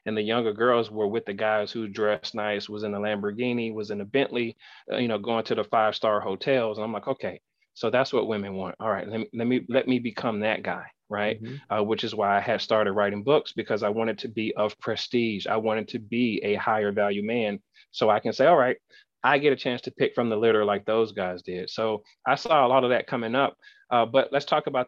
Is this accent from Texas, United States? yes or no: no; West Palm Beach, Florida, United States; moved away as an adult; now in Arkansas, United States; I grew up in West Palm Beach, Florida